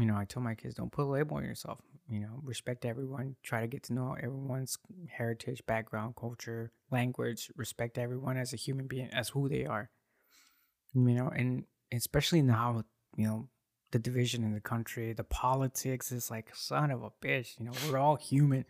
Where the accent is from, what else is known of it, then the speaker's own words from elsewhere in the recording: United States; I was born here in the U S